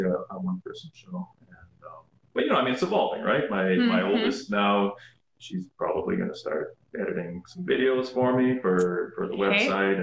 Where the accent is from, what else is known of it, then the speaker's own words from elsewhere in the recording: Saskatoon, Saskatchewan, Canada; moved away as an adult; also born or lived in British Columbia; now in Wishart, Canada; I grew up in Saskatoon